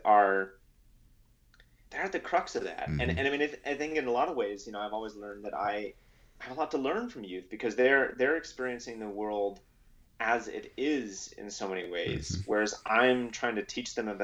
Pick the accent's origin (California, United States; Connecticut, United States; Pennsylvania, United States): California, United States; Los Angeles; I grew up in Los Angeles, which I thought was normal when I was growing up there.